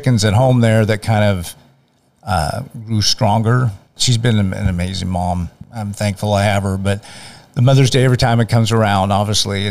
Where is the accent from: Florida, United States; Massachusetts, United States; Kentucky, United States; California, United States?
California, United States; Manteca; also born or lived in Tracy, California; from Manteca. I've lived here since basically I was born in Tracy, California